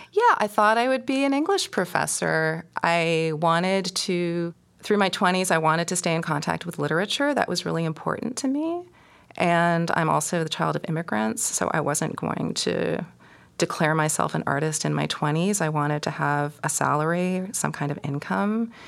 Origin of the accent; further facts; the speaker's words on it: Toronto, Ontario, Canada; I grew up in suburban Toronto, East York